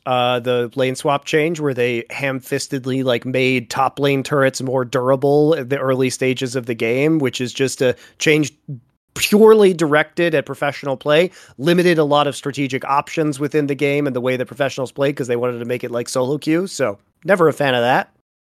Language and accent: English; Colorado, United States; Well, I'm from Colorado, so that really helped.